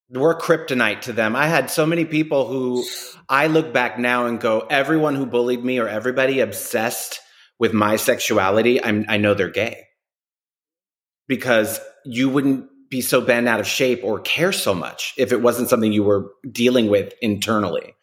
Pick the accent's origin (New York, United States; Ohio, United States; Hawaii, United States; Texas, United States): New York, United States; New Yorkers go to Miami for a weekend